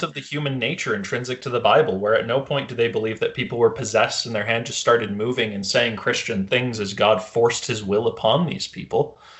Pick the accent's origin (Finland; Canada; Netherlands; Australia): Canada; as a Canadian